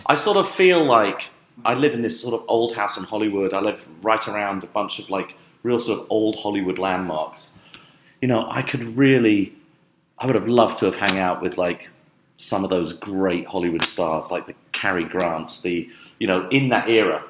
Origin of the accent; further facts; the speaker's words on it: London, United Kingdom; I grew up in London